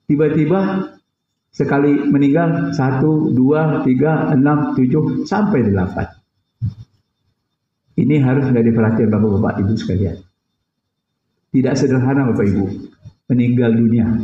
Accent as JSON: {"language": "Indonesian", "region": "Riau", "country": "Indonesia", "said": "Saya ini kan orang Riau."}